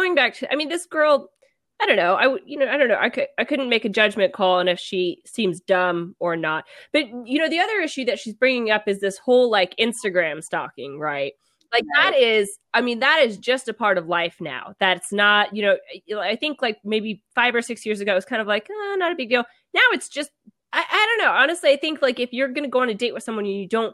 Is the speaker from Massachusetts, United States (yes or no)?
no; Mississippi, United States; I'm also from Mississippi